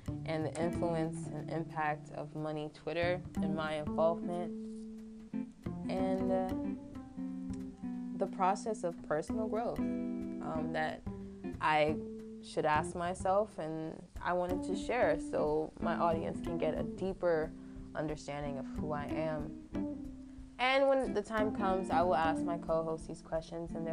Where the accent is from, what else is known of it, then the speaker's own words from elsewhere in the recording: New York, United States; I'm also from New York